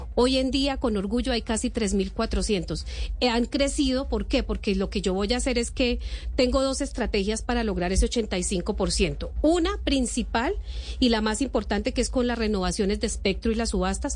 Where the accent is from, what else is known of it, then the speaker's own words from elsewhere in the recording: Boyacá, Colombia; moved away; Yo que soy de región y que voy a Boyacá eh, permanentemente